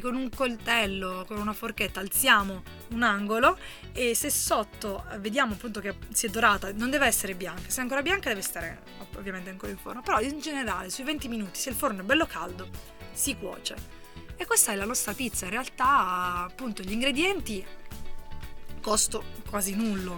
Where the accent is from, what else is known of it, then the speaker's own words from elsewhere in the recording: Apulia, Italy; now in Trentino, Italy; siamo pugliesi, però siamo